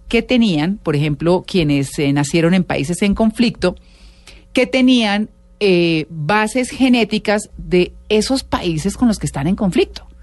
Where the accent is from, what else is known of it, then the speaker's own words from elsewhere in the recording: Colombia; cómo somos los colombianos